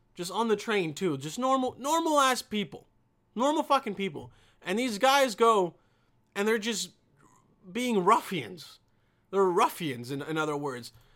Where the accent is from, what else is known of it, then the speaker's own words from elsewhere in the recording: Bosnia & Herzegovina; I'm from Bosnia